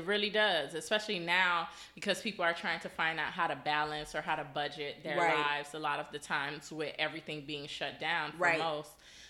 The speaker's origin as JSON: {"language": "English", "town": "Miami", "region": "Florida", "country": "United States", "tie": "born or raised there", "also_born_or_lived": "New York", "said": "So I'm an intense girl. Born and raised in Miami."}